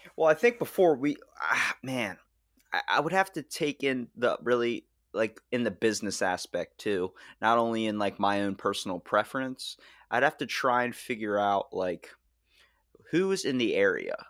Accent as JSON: {"language": "English", "region": "Maryland", "country": "United States", "said": "I'm from Maryland"}